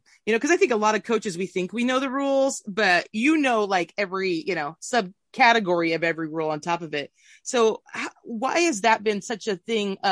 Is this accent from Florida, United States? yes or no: no; Southern Oregon, United States; I grew up in Southern Oregon.